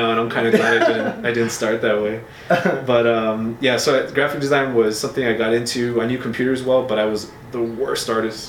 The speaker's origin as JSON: {"language": "English", "town": "El Paso", "region": "Texas", "country": "United States", "tie": "born or raised there", "said": "Born and raised in El Paso."}